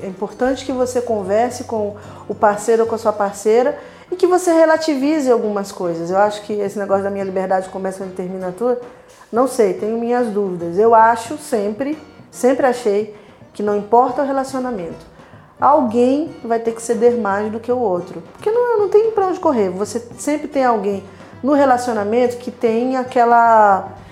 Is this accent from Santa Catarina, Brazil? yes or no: no; Rio de Janeiro, Brazil; eu venho da periferia e lá, lá na minha comunidade, lá na minha, na minha terra natal, Fumacê